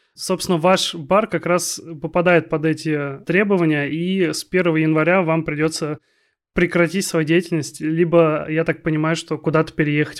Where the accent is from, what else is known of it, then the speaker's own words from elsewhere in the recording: Kaliningrad, Kaliningrad Oblast, Russia; moved away; also born or lived in Arkhangelsk; я из Калининграда